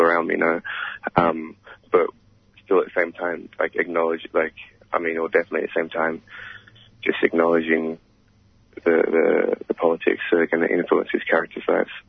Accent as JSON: {"language": "English", "country": "Australia", "said": "our reality as African Australians"}